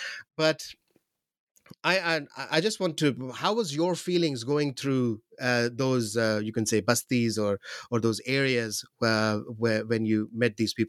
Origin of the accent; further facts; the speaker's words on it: Pakistan; I'll focus on Pakistan more because I'm from Pakistan and I'm from Pakistan.